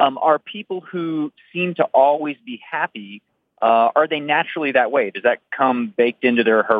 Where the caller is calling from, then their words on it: Lafayette, Colorado, United States; Calling from Lafayette, Colorado.